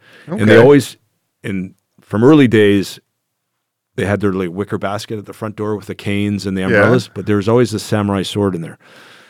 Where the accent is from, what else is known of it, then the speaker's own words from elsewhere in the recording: Germany; I think that's a result of my growing up in Germany as a youngster, you know, just castles were neat